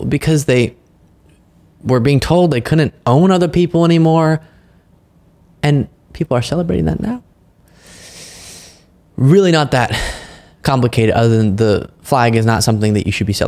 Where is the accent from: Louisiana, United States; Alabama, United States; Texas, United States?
Texas, United States; I grew up in Texas